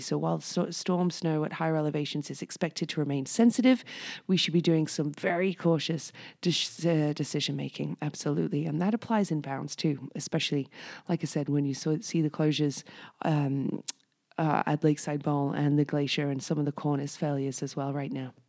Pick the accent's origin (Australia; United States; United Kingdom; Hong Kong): United Kingdom; now in Whistler, Canada; I'm originally British